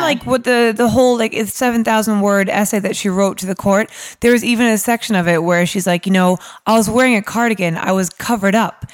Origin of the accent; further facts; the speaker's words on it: New York, United States; moved away as an adult; now in London, United Kingdom; I'm from New York originally, um, but my, my parents are Irish